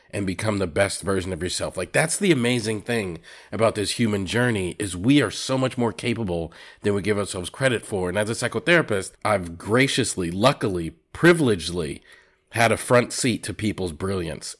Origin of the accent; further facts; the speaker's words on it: Massachusetts, United States; growing up in Massachusetts